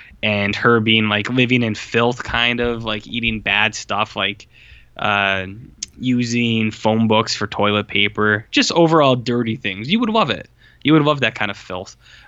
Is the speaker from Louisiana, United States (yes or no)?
yes; Louisiana, United States; born there; Yeah, Nolans from the Bayou. I was born in the Bayou.